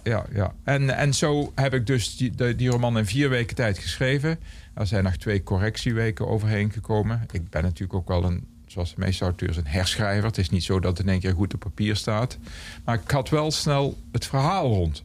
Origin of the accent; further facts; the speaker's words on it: Aarle-Rixtel, North Brabant, Netherlands; now in Eindhoven, Netherlands; in mijn geboortedorp hadden wij twee discotheken. Eén echte discotheek